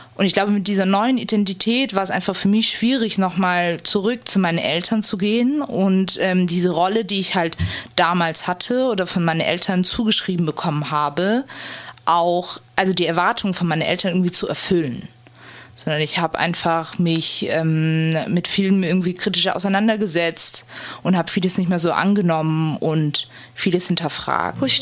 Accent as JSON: {"language": "German", "country": "Germany", "tie": "born or raised there", "also_born_or_lived": "Freiburg", "said": "dass ich in Deutschland geboren, sozialisiert und aufgewachsen bin"}